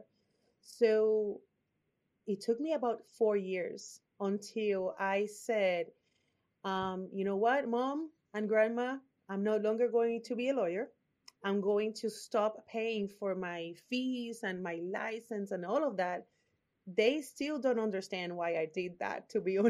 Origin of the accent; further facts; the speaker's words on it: Puerto Rico; accent: Puerto Rican; English is a second language; now in Austin, United States; My accent is from Puerto Rico